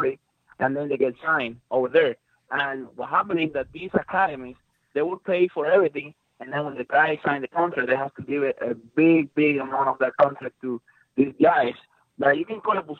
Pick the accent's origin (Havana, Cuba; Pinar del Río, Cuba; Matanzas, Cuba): Matanzas, Cuba; moved away as an adult; now in United States; my hometown, Matanzas